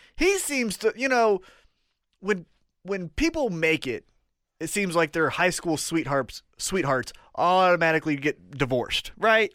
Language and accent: English; Kansas City, United States; we're from Kansas City